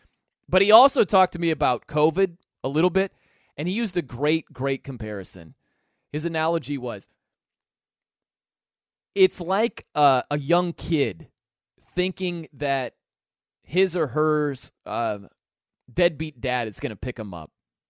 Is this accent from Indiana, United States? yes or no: yes; South Bend, Indiana, United States; I'm from South Bend, Indiana. I love Notre Dame football.